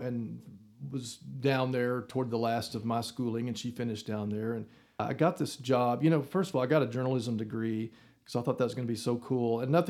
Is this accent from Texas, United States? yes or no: yes; Wellington, Texas, United States; moved away as an adult; also born or lived in Austin, Texas; now in Amarillo, United States; I grew up in Wellington, Texas, which is 100 miles away. So Amarillo is sort of like home in that respect because we came to Amarillo all the time.